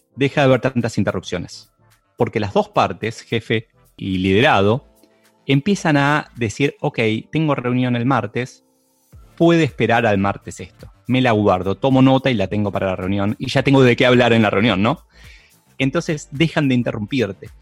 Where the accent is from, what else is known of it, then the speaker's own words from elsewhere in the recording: Argentina; en países como Argentina, en donde no nos gusta mucho trabajar